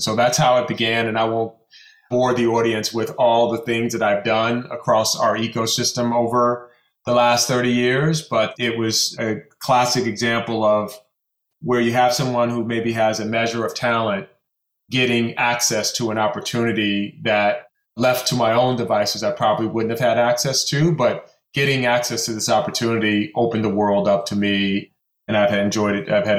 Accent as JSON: {"language": "English", "town": "Chicago", "region": "Illinois", "country": "United States", "tie": "born or raised there", "moved": "yes", "lives_now": "New Rochelle, United States", "said": "I'm a kid from Chicago. One of three boys."}